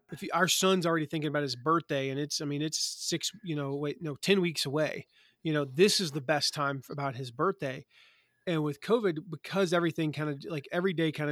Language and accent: English; the South, United States; growing up in the South, I'd heard about it and I thought it was kind of one of those things.